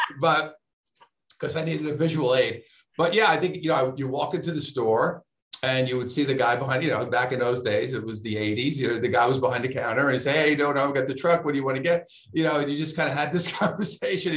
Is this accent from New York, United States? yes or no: yes; New York City, New York, United States; now in Southern California, United States; I'm from Brooklyn